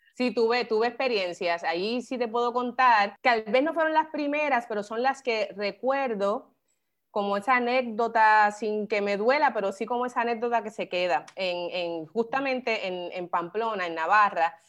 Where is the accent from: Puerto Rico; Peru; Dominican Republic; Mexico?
Puerto Rico; Carolina; moved away as an adult; also born or lived in San Juan, Puerto Rico / Madrid, Spain / New York, United States; yo soy una gigante de Carolina. Em, bien orgullosa de haberme criado eh, allí en Carolina, me crié en Villa Fontana